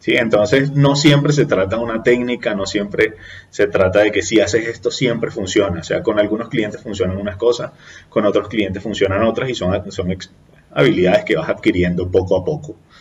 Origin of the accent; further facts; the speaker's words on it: Venezuela; now in Colombia; nosotros como venezolanos